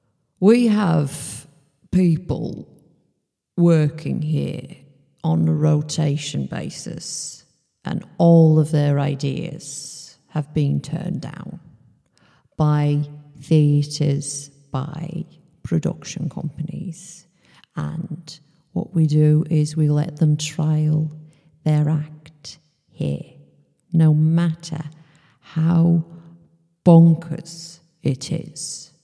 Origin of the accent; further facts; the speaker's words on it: Texas, United States; even though I'm from Texas and you would never think that somebody from Texas would have this problem, I actually have a vitamin D problem.